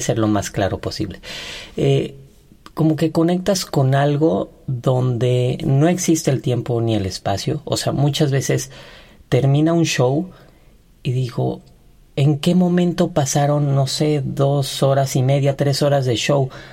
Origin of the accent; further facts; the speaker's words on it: Ixtapan de la Sal, State of Mexico, Mexico; now in Mexico City, Mexico; yo soy de Ixtapan de la Sal, Estado de México